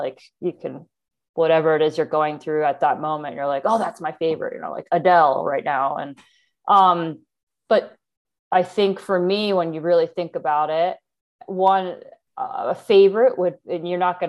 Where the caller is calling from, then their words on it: Bend, Oregon, United States; also born or lived in Atlanta; Okay, I'm calling in from Bend, Oregon. I've been living here for about 2 years. We moved from Atlanta, Georgia during the pandemic, actually.